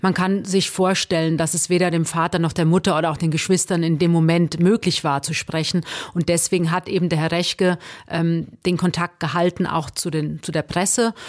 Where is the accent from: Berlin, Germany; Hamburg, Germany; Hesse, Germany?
Hesse, Germany; ich bin Hessin